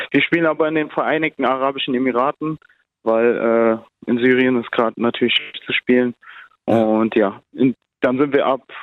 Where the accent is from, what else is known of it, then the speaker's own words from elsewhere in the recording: Germany; Ich bin ja auch, also ich bin ja auch in Deutschland aufgewachsen und identifiziere mich so damit.